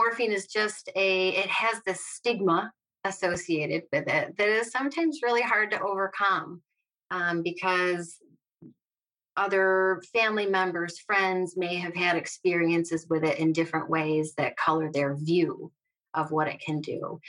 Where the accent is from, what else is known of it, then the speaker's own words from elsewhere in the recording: central New York, United States; I grew up in central New York. I have lived here my whole life